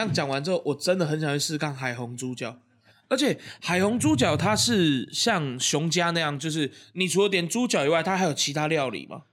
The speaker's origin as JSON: {"language": "Chinese", "country": "Taiwan", "said": "二十九岁就是我们，就是台湾人在讲的三十"}